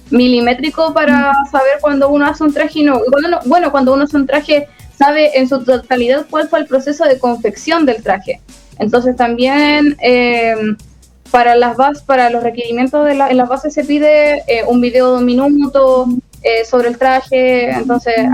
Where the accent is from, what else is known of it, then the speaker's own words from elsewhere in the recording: Concepción, Biobío, Chile; soy de Concepción y soy cosplayer hace como 12 años.